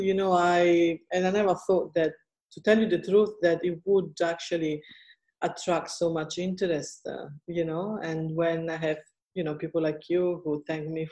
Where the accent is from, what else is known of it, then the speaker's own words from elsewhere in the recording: Italy; now in Australia; I come from Italy